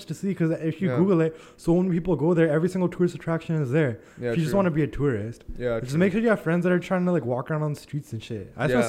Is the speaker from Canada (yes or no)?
yes; Canada; I'm Canadian